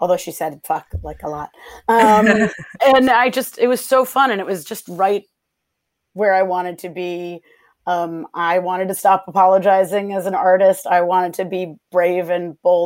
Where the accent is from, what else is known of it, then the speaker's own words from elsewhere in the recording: Chicago, Illinois, United States; I'm a Midwestern gal, but I'm from Chicago